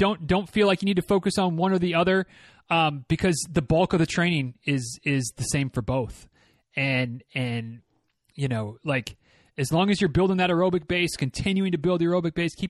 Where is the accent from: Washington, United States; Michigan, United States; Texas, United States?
Michigan, United States; now in Florida, United States; I grew up, as many of you know, I grew up in Northern Michigan.